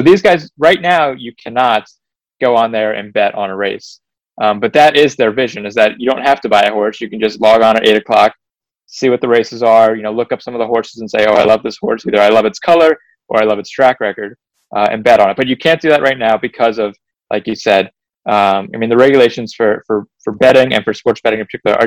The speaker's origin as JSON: {"language": "English", "region": "North Carolina", "country": "United States", "said": "I'm from North Carolina, I'm a Carolina Hurricanes fan."}